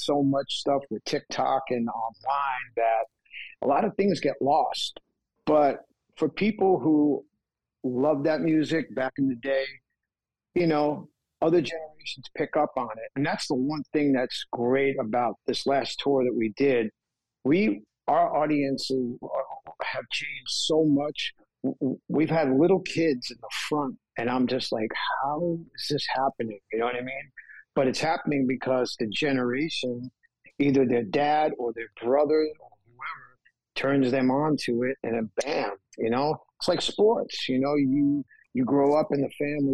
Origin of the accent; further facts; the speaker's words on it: New York, United States; growing up in New York